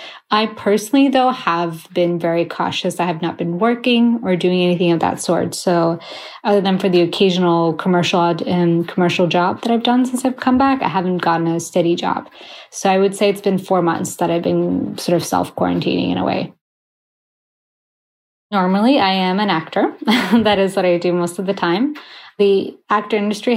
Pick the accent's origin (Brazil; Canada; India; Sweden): Sweden; moved away as an adult; also born or lived in Gothenburg, Sweden; now in New York City, United States; Both of my parents are Iraqi, and I was born and raised in Sweden